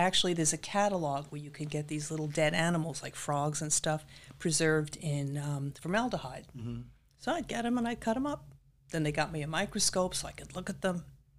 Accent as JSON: {"language": "English", "town": "Massapequa Park", "region": "New York", "country": "United States", "tie": "born or raised there", "also_born_or_lived": "Brooklyn, New York", "said": "Born in Brooklyn, raised on Long Island in Massapequa Park."}